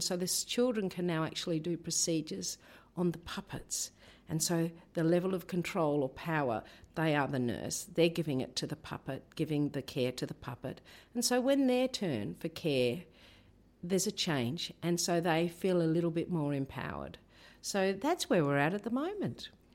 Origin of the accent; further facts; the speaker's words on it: Tasmania, Australia; moved away as an adult; also born or lived in Torres Strait; now in Rockhampton, Australia; I grew up in Tasmania